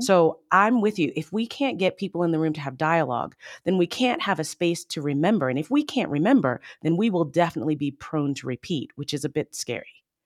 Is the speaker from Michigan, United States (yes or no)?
no; Baltimore, Maryland, United States; I grew up in the Baltimore, D C area.